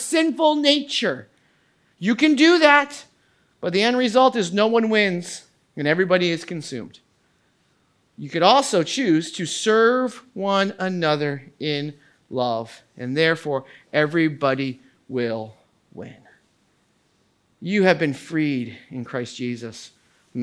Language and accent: English; United States; I am an American